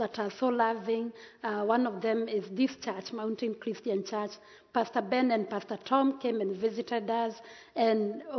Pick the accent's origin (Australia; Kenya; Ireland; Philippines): Kenya; Central Kenya; brought up in central Kenya, 3 hours drive from the city of Nairobi